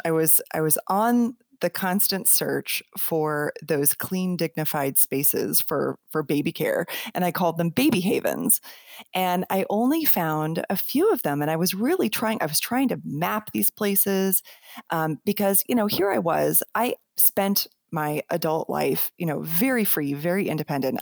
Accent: Colorado, United States; also born or lived in Denver; I was living in Denver, and I'm I'm from Colorado

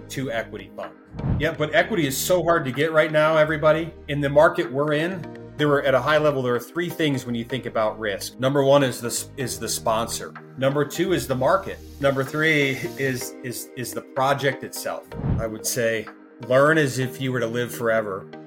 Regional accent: Midwest, United States; moved away as an adult; also born or lived in Colorado / New York City; I'm from the Midwest and came out to Colorado for undergrad.

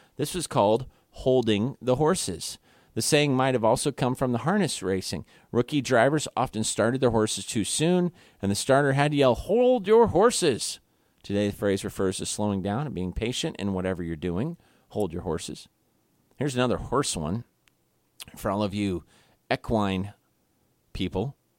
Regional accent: Kansas City, Missouri, United States; now in Guam; I'm from Kansas City, Missouri

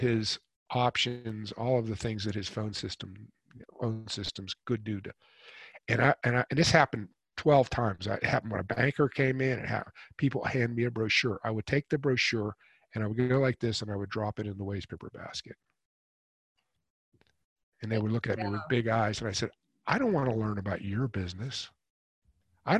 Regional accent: Pittsburgh, Pennsylvania, United States; also born or lived in New York City; now in Carolina, United States; we're from Pittsburgh originally

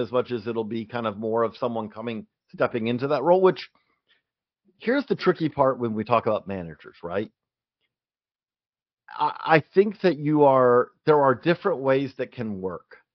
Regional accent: Georgia, United States; moved away; also born or lived in Clarksville; I grew up in Georgia

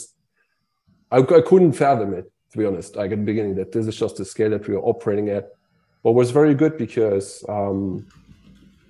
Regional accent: Luxembourg; I'm from Luxembourg

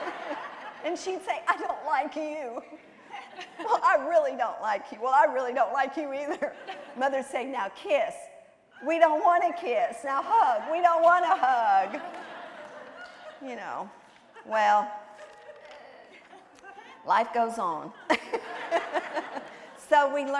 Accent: the South, United States; I was raised in the South, and I'm a Southern girl, clear down to my toes

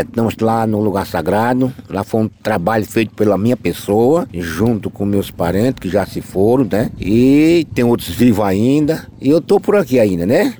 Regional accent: Paraíba, Brazil; somos nós da Paraíba

